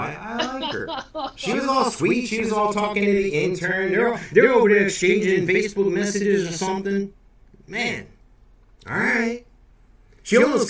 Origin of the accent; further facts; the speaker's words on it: Georgia, United States; Because I'm from Georgia, and I know you can get two teas out of one bag.